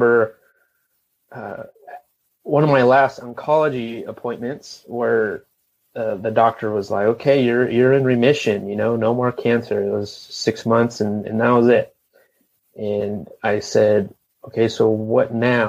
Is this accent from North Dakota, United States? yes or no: no; Los Angeles, California, United States; moved away as an adult; now in Asheville, United States; we are from the Los Angeles area. And born and raised in that area, never lived anywhere else